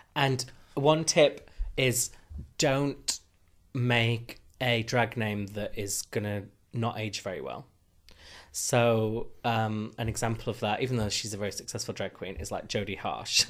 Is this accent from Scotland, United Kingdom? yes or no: no; Huddersfield, Yorkshire and the Humber, United Kingdom; moved away; we're both from Huddersfield